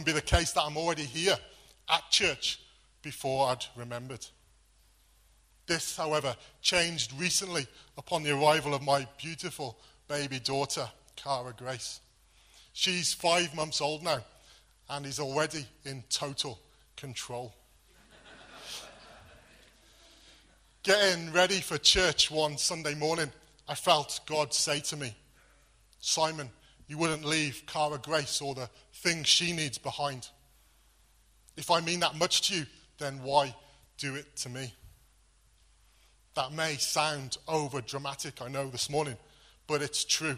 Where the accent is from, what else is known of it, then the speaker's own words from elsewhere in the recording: Wales, United Kingdom; moved away; Growing up in Wales, there were always lots of sheep.